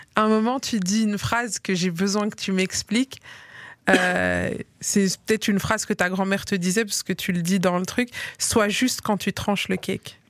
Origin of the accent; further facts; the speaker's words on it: Liège, Wallonia, Belgium; now in Brussels, Belgium; moi j'ai grandi à Liège et quand j'ai quand je suis venue m'installer ici à Bruxelles